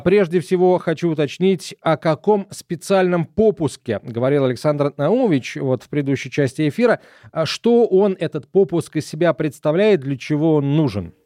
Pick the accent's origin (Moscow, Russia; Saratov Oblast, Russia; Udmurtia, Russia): Saratov Oblast, Russia; near Saratov, Middle Volga; я вырос на Волге, правда, на Волге средней, под Саратовом